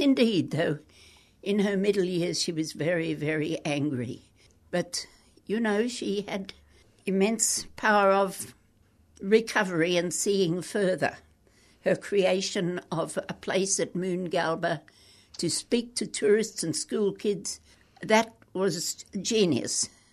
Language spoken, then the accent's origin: English; Brisbane, Queensland, Australia; also born or lived in Perth / Adelaide; I was brought up in Clayfield in Brisbane.